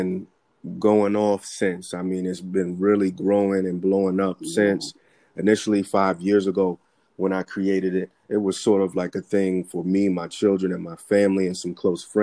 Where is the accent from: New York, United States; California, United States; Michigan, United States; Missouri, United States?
New York, United States; New York City; also born or lived in Tucson, Arizona; I was born and raised as a child in the Bronx